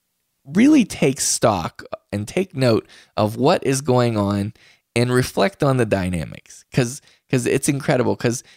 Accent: West Virginia, United States; I'm from West Virginia.

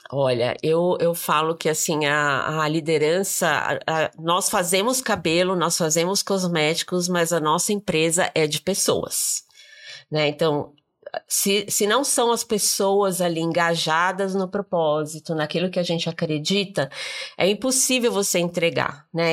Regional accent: Brazil; como brasileiro

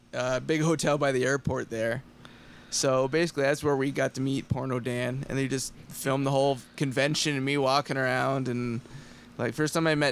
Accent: Ayr, Ontario, Canada; moved away as an adult; also born or lived in Oakville, Ontario / Toronto; now in Los Angeles, United States; I'm from Ayr.

